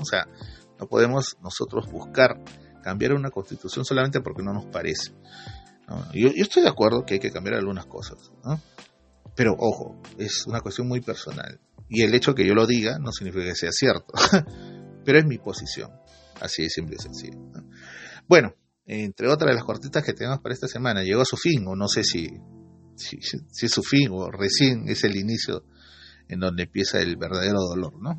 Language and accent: Spanish; Iquitos, Loreto, Peru; moved away; Tuve la oportunidad de volver a mi tierra, ¿no? a mi isla bonita, a mis quitos de siempre.